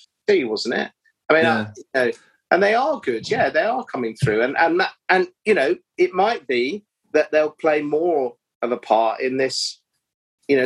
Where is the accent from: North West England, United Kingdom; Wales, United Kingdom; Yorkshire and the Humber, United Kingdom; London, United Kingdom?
London, United Kingdom; Bromley; Bromley, which is my hometown club